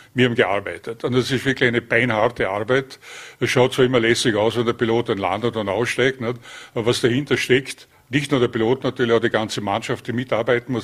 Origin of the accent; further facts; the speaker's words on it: Vorarlberg, Austria; moved away as an adult; also born or lived in Linz; bin ja gebürtiger Vorarlberger